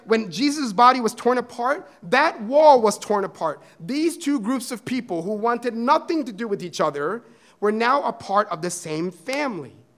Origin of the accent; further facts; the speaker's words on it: India; I am a Christian who is Indian